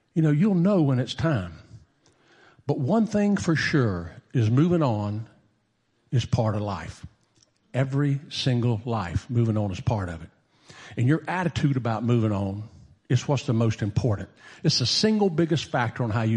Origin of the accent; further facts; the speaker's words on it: Bunnell, Florida, United States; moved away as an adult; also born or lived in Daytona Beach, Florida; where I was living at the time, Bunnell